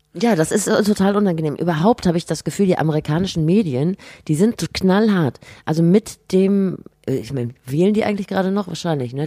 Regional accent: Rhineland, Germany; ich komme aus dem Rheinland, natürlich.

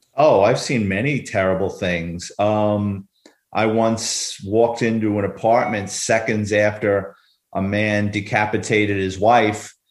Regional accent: New York City, New York, United States; a little boy growing up in New York City.

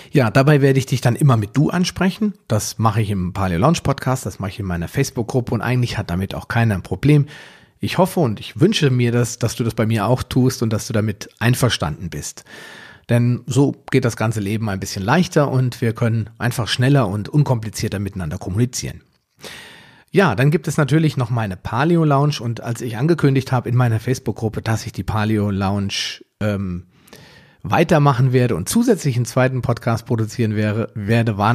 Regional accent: Biedenkopf, Hesse, Germany; now in Wetteraukreis, Germany; Ich bin 42 Jahre alt, also noch knackig und jung. Ich komme aus dem Wetteraukreis, zumindest lebe ich dort zurzeit. Ursprünglich komme ich mal aus Biedenkopf.

